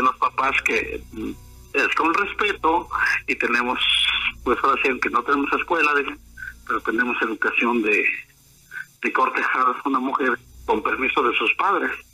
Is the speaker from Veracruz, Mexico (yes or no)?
yes; Ixhuatlán de Madero, Veracruz, Mexico; now in State of Mexico, Mexico; soy emigrante de aquí en el Estado de México, pero yo soy originario de Ojitalcuayo, municipio de Izhuatlán de Madero.